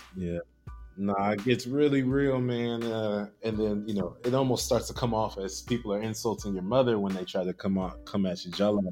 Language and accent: English; Houston, Texas, United States; also born or lived in Chicago / Austin / Lagos; now in Seattle, United States; I was born and raised in Houston